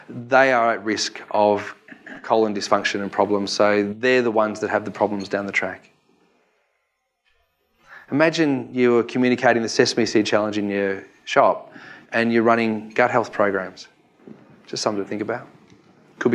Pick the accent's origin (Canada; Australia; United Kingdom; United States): Australia; Victoria; I'm from Victoria